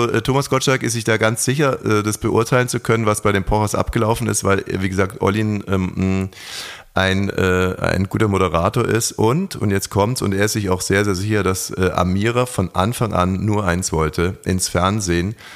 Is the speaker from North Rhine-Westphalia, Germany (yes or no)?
no; Greifswald, Mecklenburg-Vorpommern, Germany; Greifswald sind wir geboren.